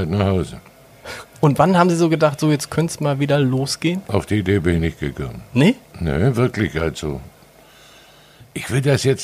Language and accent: German; Baden-Württemberg, Germany; now in Sylt, Germany; Ich bin Schwabe. Schwabe genau.